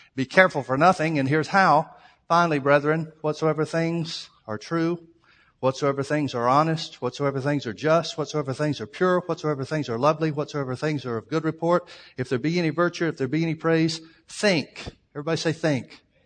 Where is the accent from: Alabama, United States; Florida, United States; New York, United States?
Alabama, United States; family growing up in Alabama